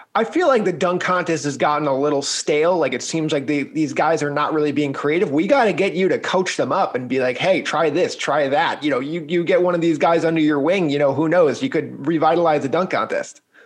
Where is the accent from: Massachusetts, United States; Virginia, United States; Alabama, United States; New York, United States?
New York, United States; New York City; as a New Yorker